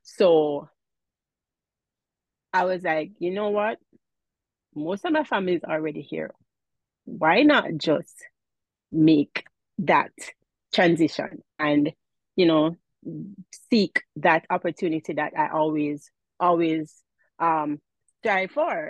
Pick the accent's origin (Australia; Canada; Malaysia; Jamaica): Jamaica; accent: Jamaican; now in New York State, United States; I am from Jamaica